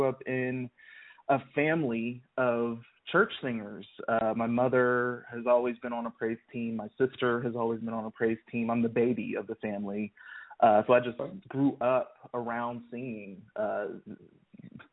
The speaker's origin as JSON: {"language": "English", "town": "Columbus", "region": "Ohio", "country": "United States", "tie": "born or raised there", "moved": "as an adult", "lives_now": "Nashville, United States", "said": "I grew up in Columbus, Ohio."}